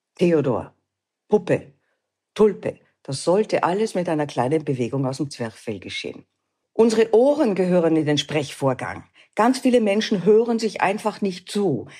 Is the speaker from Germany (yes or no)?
no; Austria; bei uns in Österreich